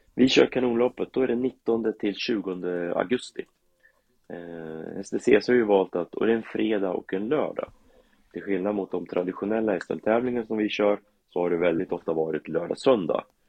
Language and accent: Swedish; Karlskoga, Örebro County, Sweden; jag är ju uppvuxen i Karlskoga